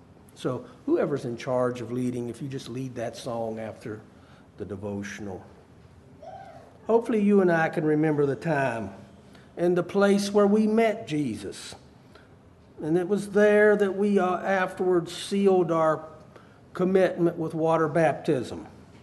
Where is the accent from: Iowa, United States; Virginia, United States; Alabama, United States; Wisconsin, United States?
Virginia, United States; Harrisonburg; born there; also born or lived in South Carolina; I was born in Harrisonburg, Virginia. In 1973, my parents were asked to move to the lower part of South Carolina to help start a church.